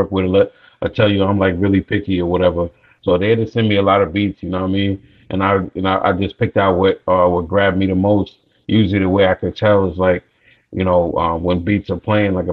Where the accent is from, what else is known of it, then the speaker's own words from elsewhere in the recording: New York, United States; moved away as an adult; now in Atlanta, United States; I'm born and raised in New York, man, you know, between Long Island and New York City.